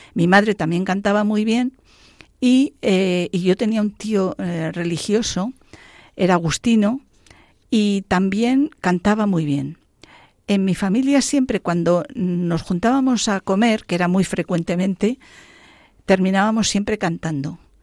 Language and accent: Spanish; La Pola de Gordón, Castile and León, Spain; moved away; yo soy de un pueblo de, de León, ¿eh? que se llama La Pola de Gordón